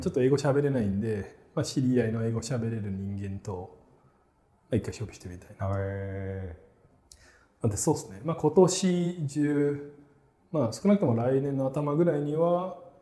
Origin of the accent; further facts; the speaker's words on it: Sydney, New South Wales, Australia; moved away as an adult; also born or lived in Tokyo, Japan / United States; 自分は生まれは東京なんですけど、はい、6歳でオーストラリア行って、はい、帰ってきたのが26かの時に